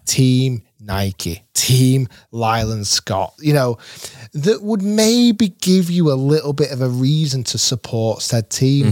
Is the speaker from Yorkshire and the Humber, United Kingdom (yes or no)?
no; Manchester, North West England, United Kingdom; I was born in Manchester